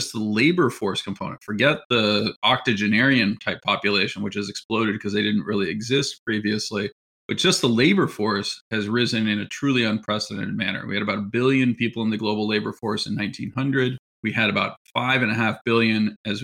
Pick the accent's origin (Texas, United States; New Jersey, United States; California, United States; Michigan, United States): California, United States; San Francisco; also born or lived in Pennsylvania; I'm from the San Francisco area, which is where I'm speaking from right now, actually, but went east to go to college